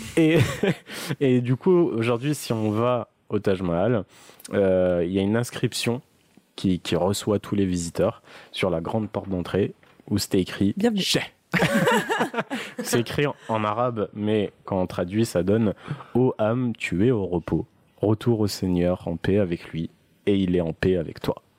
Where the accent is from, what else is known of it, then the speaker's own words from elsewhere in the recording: southern France, France; accent: southern; j'ai un accent euh, du sud